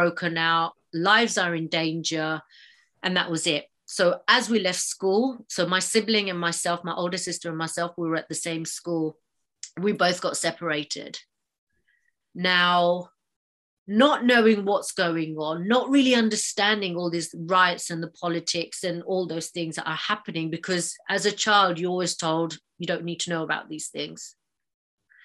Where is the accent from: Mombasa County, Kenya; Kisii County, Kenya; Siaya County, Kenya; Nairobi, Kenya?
Mombasa County, Kenya; Mombasa; I was born and raised in Mombasa, Kenya